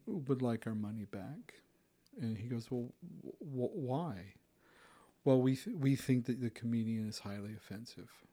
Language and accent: English; Utah, United States; also born or lived in Granger (West Valley City), Utah; I grew up in Utah County